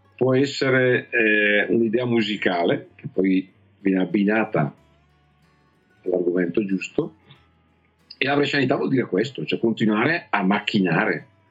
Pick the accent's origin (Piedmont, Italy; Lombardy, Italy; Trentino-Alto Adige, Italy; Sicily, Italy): Lombardy, Italy; Sarezzo; da piccolo sono cresciuto a Sarezzo, ho studiato a Sarezzo